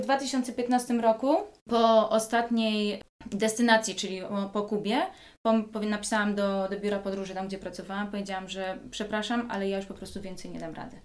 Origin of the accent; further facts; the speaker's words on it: Józefów, Masovian Voivodeship, Poland; moved away; also born or lived in Lanzarote; jestem z Józefowa, spod Warszawy